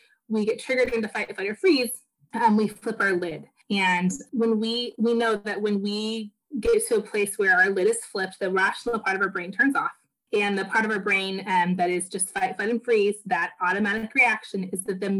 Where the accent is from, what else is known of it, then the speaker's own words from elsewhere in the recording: the Northwest, Pacific Northwest, United States; now in Portland, United States; So I am from the Northwest. I live in Portland, Oregon